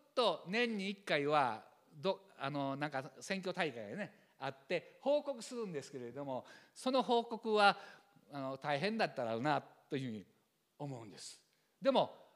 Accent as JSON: {"language": "Japanese", "area": "Kansai", "region": "Shiga", "country": "Japan", "also_born_or_lived": "Tokyo", "accent": "Kansai-ben"}